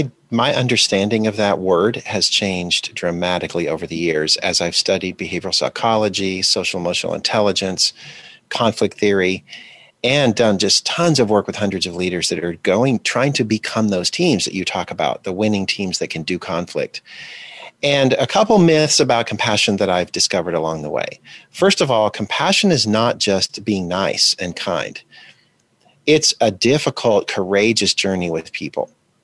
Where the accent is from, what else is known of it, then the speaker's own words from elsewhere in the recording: DR Congo; also born or lived in Botswana; And we lived in Zaire, which is now the Democratic Republic of Congo, and also Botswana during the 1980s when apartheid was still the regime in South Africa.